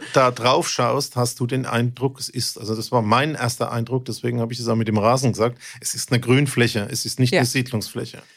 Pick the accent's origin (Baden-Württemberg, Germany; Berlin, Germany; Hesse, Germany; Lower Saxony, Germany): Baden-Württemberg, Germany; Mannheim; bei uns in Mannheim